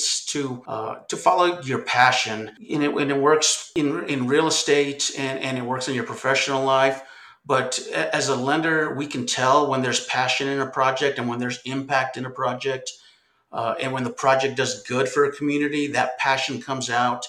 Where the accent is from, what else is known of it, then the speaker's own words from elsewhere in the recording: Albuquerque, New Mexico, United States; I'm actually a native New Mexican. I was born and raised in Albuquerque, New Mexico.